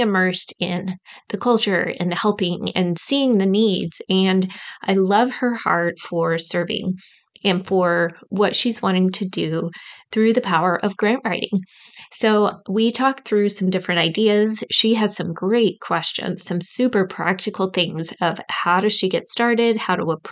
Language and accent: English; Midwest, United States; accent: Midwest; my Midwest accent